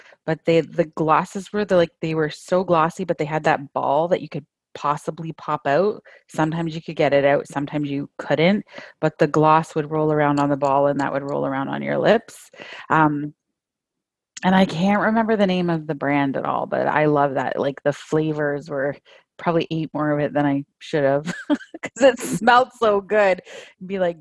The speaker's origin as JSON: {"language": "English", "town": "St. Catharines", "region": "Ontario", "country": "Canada", "tie": "born or raised there", "also_born_or_lived": "Toronto / Northwest Angle 33", "said": "I grew up right here, actually, in St. Catharines, where I live today with my family"}